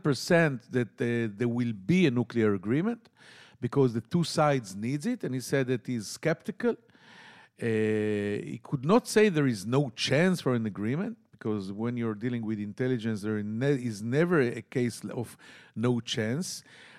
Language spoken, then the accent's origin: English; Tel Aviv, Tel Aviv District, Israel; from Tel Aviv.